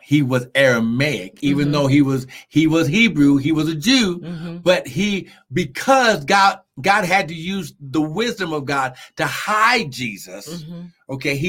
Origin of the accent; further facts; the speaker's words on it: New Mexico, United States; also born or lived in Cincinnati, Ohio / Albuquerque, New Mexico; I was born in Cincinnati, Ohio. Uh-huh. So my nationality is an Ohioan, okay? Mm. Even though I grew up in New Mexico, because I left Ohio and came to New Mexico.